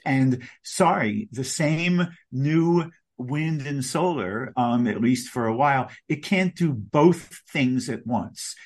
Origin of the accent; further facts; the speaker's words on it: Long Beach, New York, United States; now in New York City, United States; my hometown of Long Beach, Long Island, where I grew up.